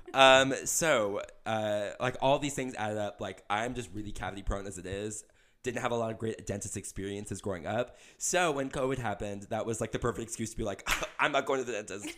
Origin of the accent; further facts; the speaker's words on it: Kansas City, Missouri, United States; also born or lived in Nashville; I drive back up to Kansas City where I'm from